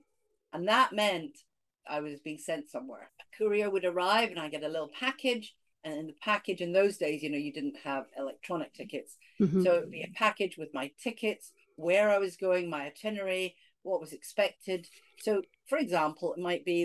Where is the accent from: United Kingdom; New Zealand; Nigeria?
United Kingdom; Scotland; accent: Scottish; I grew up in Scotland